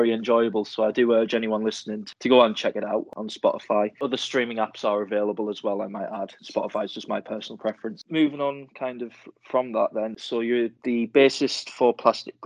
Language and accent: English; Sunderland, North East England, United Kingdom; growing up in Sunderland, being from Sunderland